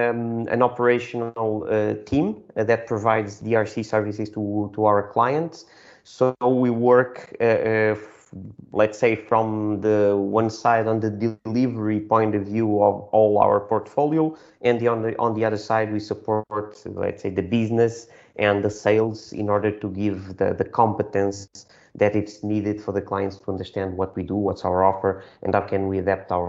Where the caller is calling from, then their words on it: Lisbon, Portugal; today I'm calling from Lisbon. We are located in Lisbon.